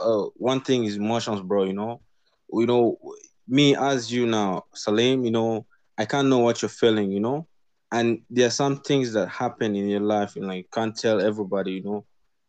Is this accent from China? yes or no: no; Kenya; I'm a Kenyan, South Sudanese. You know, I'm basing in Kenya right now.